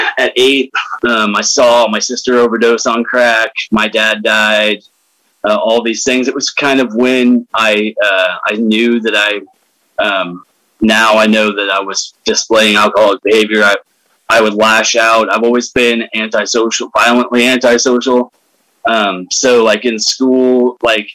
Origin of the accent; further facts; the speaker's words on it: Willows, California, United States; also born or lived in Salt Lake City, Utah; Willows is where I'm from, is where I grew up